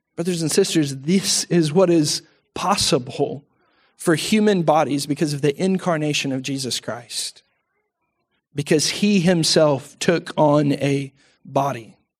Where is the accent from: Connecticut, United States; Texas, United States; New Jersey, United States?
Texas, United States; we're Texan